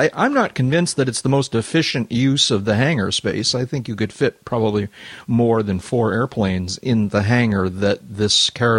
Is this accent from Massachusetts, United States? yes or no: yes; Boston, Massachusetts, United States; I actually remember him from growing up in Boston.